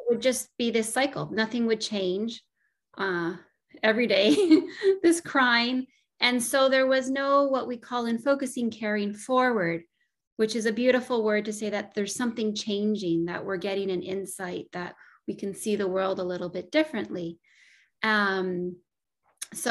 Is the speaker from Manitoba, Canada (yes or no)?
no; Northern Ontario, Canada; I grew up in Northern Ontario and spent a lot of time in nature.